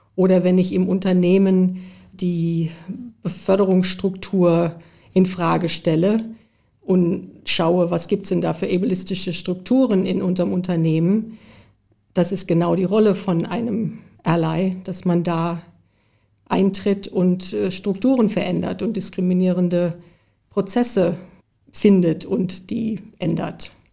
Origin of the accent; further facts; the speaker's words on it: United States; moved away; ich bin zum Glück in den USA groß geworden